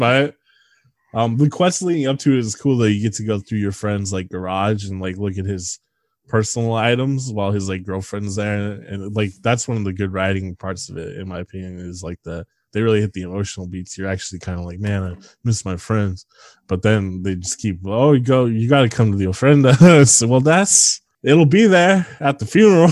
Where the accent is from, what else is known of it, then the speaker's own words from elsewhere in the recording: Bay Area, California, United States; moved away; I'm from the Bay Area